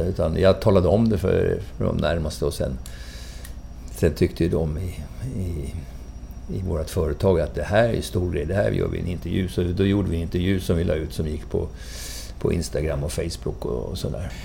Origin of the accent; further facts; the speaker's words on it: Valdemarsvik, Östergötland, Sweden; jag är från Valdemarsvik i Östergötland som ligger fem mil söder om mm. Norrköping